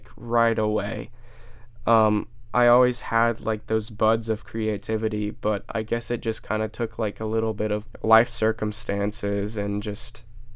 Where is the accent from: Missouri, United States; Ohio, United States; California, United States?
Ohio, United States; Cincinnati; I grew up in Finneytown. It's a quite diverse neighborhood. I grew up in the suburbs of Cincinnati